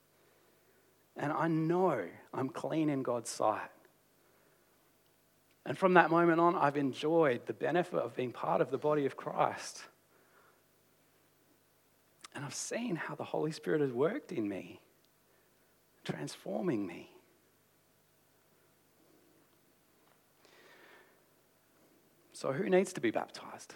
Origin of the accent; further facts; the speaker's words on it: Australia; as an Australian culture